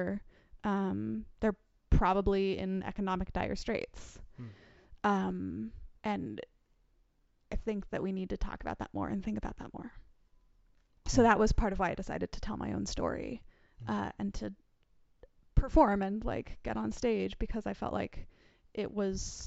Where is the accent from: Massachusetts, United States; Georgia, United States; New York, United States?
New York, United States; We're both from New York